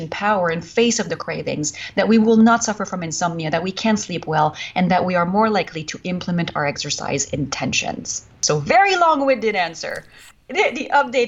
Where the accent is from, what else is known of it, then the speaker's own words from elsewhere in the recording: Canada; accent: French Canadian; English is a second language; moved away as an adult; now in United States; I was French Canadian. I am French Canadian